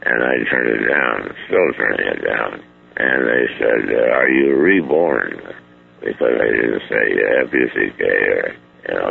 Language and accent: English; Ohio, United States; moved away as an adult; also born or lived in Chicago; I was born in Ohio